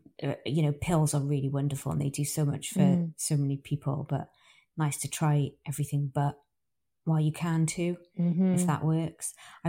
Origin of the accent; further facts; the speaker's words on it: United Kingdom; It feels quite, indulgent. because we're British.